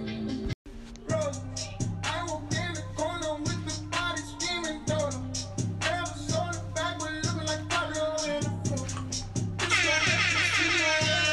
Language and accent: English; Jersey City, New Jersey, United States; moved away as an adult; also born or lived in Newark; now in California, United States; I was born and raised in Jersey City